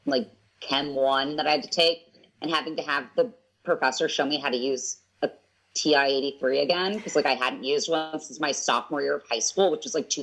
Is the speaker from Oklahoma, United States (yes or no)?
no; Southern California, United States; moved away as an adult; also born or lived in Atlanta, Georgia / Los Angeles / Chicago / Memphis; I'm from Southern California